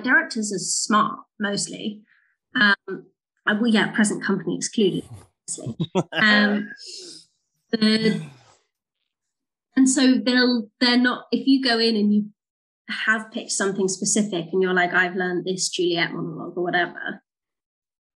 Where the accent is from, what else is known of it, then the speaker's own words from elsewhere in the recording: United Kingdom; we're British